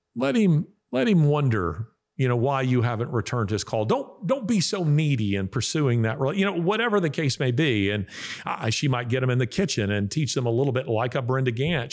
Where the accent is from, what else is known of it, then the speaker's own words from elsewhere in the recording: the South, United States; I am a Southerner, uh, and I mean a, a, a real Southerner of the old school